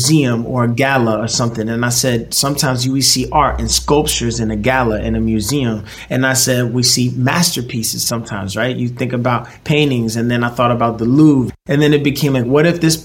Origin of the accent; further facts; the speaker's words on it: New York City, New York, United States; I'm from Brooklyn